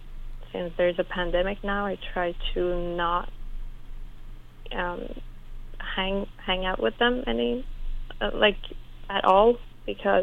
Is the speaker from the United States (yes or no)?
no; Iran; moved away; When I grew up in Iran, my dad was mostly in Sweden